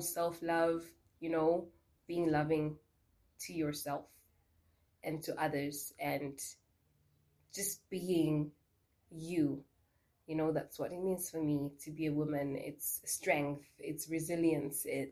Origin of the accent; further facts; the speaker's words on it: Harare, Zimbabwe; now in Windhoek, Namibia; I am based in Windhoek, Namibia, but I'm originally from Harare, Zimbabwe.